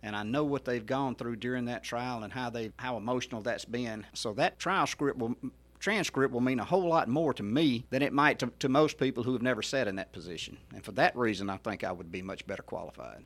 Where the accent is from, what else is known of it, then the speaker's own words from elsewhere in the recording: Mississippi Delta, United States; moved away as an adult; now in Hernando, United States; I grew up in the Mississippi Delta